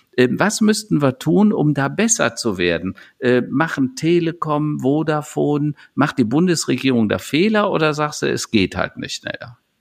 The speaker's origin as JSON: {"language": "German", "country": "Germany", "said": "wir Europäer und speziell wir Deutschen"}